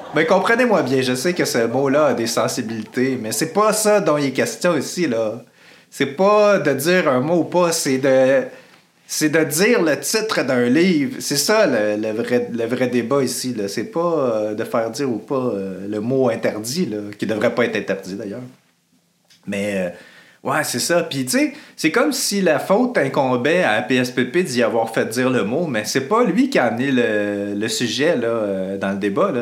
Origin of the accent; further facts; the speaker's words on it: Quebec, Canada; en tant que Québécois